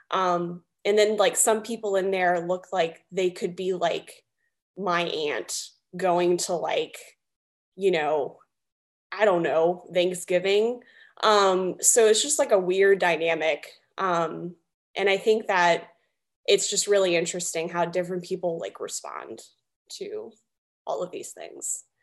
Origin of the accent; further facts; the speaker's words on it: the South, United States; Um, we're both from the South.